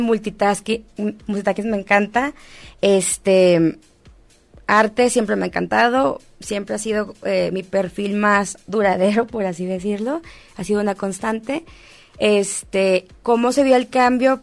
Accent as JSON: {"language": "Spanish", "town": "Monterrey", "region": "Nuevo León", "country": "Mexico", "also_born_or_lived": "Mexico City", "moved": "yes", "said": "Vengo de Monterrey, Monterrey es una sociedad bastante conservadora"}